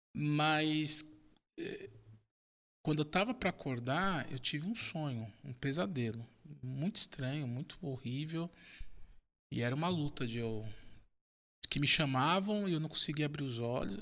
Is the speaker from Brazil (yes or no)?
yes; São Paulo, Brazil; eu sou de São Paulo, da Zona Leste